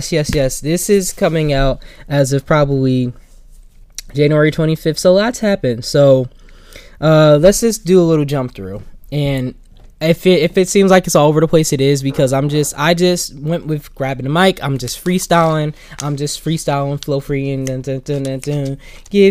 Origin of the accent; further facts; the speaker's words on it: Plainfield, United States; my hometown, Plainfield